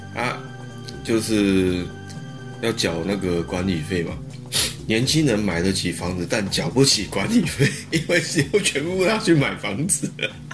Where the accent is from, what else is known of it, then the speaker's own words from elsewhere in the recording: Taoyuan, Taiwan; 我看我们两个都是桃园人啊